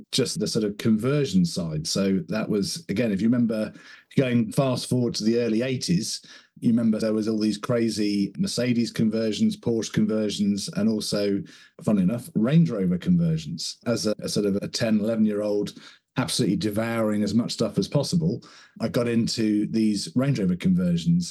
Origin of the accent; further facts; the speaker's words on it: Somerset, South West England, United Kingdom; I grew up in Somerset, which is in the southwest of the UK